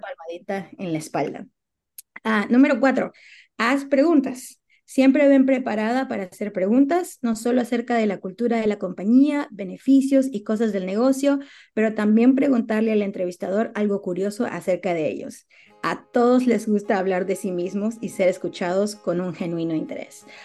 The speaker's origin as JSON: {"language": "Spanish", "country": "Peru", "moved": "yes", "lives_now": "United States"}